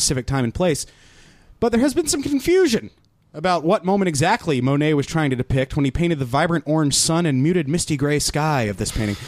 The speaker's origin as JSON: {"language": "English", "region": "North Carolina", "country": "United States"}